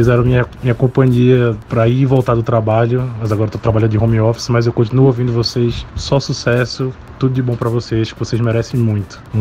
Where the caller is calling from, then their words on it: Recife, Pernambuco, Brazil; eu sou aqui de Recife